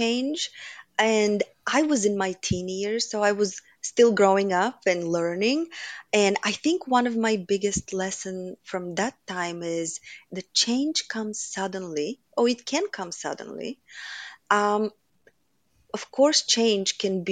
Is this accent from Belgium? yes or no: no; Bulgaria; moved away as an adult; now in United States; I grew up in Bulgaria during communism